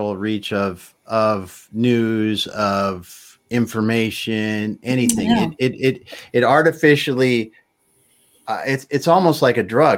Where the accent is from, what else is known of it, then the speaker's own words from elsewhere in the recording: Midwest, United States; I grew up in the Midwest